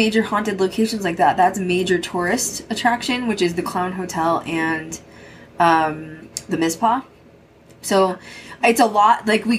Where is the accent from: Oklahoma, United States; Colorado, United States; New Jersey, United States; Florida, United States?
Colorado, United States; now in Las Vegas, United States; So I'm from Colorado, bro.